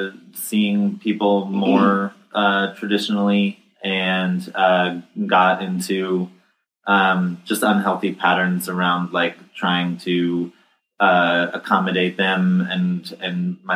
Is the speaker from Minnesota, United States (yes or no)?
no; New York, United States; also born or lived in New Jersey; New York and New Jersey.